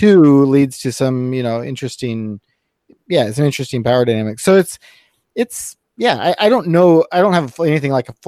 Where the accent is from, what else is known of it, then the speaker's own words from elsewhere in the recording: Senegal; also born or lived in South Carolina, United States; now in Minneapolis, United States; I grew up in, you know, Senegal in West Africa, and then in South Carolina